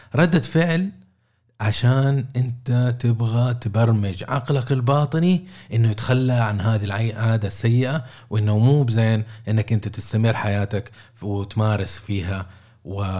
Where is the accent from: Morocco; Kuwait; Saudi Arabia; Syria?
Saudi Arabia; عندنا في السعوديه